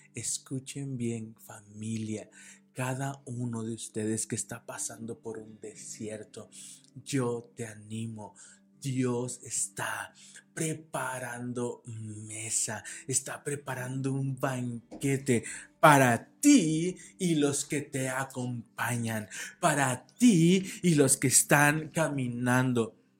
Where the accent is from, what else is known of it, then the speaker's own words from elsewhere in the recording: Guadalajara, Jalisco, Mexico; moved away as an adult; now in Toluca, Mexico; nosotros somos de Guadalajara, radicamos y nacimos en Guadalajara